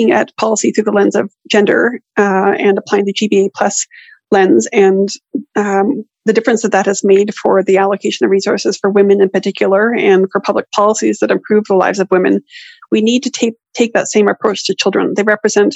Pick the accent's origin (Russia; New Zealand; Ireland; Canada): Canada; as a Canadian